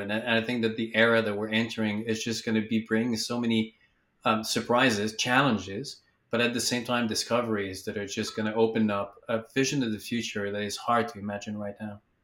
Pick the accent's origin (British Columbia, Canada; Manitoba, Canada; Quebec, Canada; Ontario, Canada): Quebec, Canada; moved away; I'm from Quebec originally